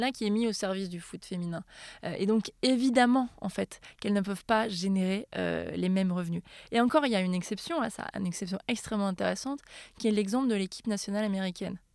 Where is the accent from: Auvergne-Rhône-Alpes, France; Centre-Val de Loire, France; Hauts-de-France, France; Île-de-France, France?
Auvergne-Rhône-Alpes, France; moved away; chez moi en Auvergne